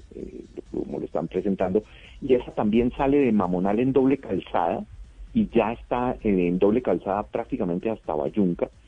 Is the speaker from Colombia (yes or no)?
yes; Colombia; me siento muy representado como colombiano aficionado a los rallies